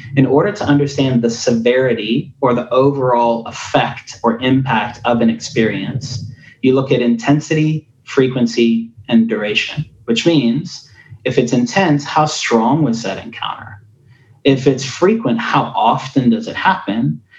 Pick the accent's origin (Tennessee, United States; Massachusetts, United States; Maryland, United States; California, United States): Tennessee, United States; accent: Afrikaans; I was a white kid with an Afrikaans accent who didn't look like the kids that I grew up with in Northeast Tennessee towns.